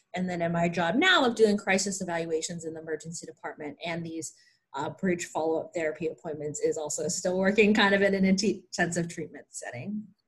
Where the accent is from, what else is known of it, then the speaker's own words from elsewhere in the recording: Pennsylvania, United States; moved away as an adult; also born or lived in Chicago / Kentucky; I grew up in Pennsylvania